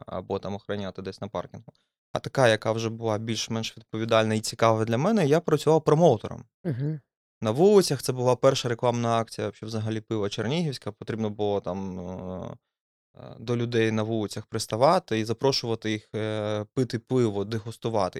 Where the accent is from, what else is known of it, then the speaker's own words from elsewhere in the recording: Dnipro, Dnipropetrovsk Oblast, Ukraine; moved away; я ну, з Дніпра, і виходить, я винаймав квартиру